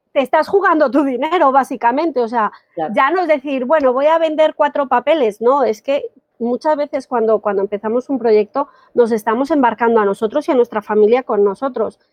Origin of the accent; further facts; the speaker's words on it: Colombia; moved away as an adult; now in Spain; soy colombiana, ¿vale? Llevo 18 años y medio por aquí